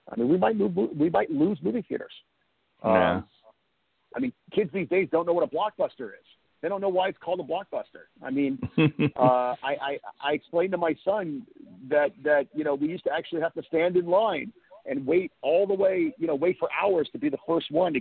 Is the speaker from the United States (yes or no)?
yes; the Valley, California, United States; I grew up in the Valley. We would take the RTD, which was the Rapid Transit District bus, to Westwood